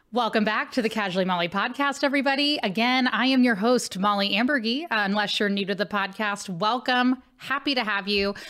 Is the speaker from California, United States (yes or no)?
no; Cincinnati, Ohio, United States; now in St. Louis, United States; Cincinnati, Ohio, where I grew up